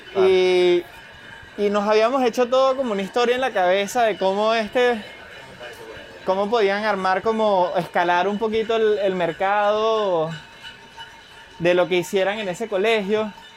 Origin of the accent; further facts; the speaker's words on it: Venezuela; now in Madrid, Spain; para nosotros como venezolanos